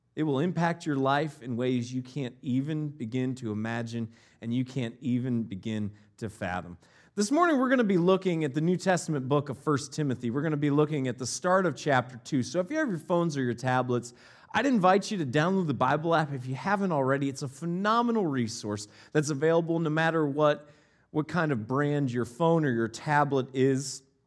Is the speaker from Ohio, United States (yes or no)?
yes; Northeast Ohio, United States; moved away; also born or lived in Northeast Wisconsin; I grew up in Northeast Ohio, and where we lived right before we moved to Northeast Wisconsin